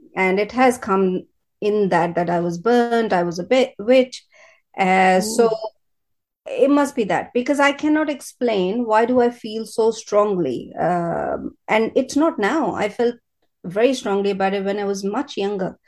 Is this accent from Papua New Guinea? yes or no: no; India; moved away as an adult; now in United Kingdom; I am from India. Yeah. Bo- born and brought up in India, first 25 years there, now 25 years in British Britain